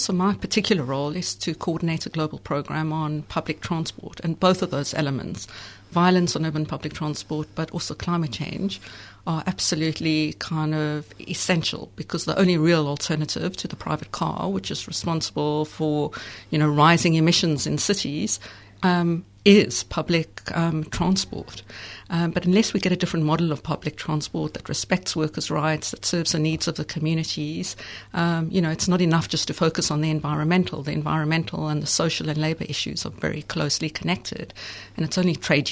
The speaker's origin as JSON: {"language": "English", "country": "South Africa", "also_born_or_lived": "London", "moved": "as an adult", "said": "I'm actually from South Africa, and I was a student in South Africa in the 1980s"}